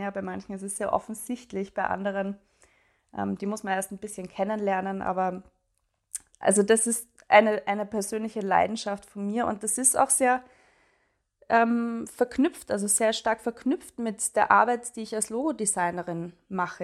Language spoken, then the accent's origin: German; Graz, Styria, Austria; moved away as an adult; Ich wohne in Graz, in meiner Heimatstadt mittlerweile wieder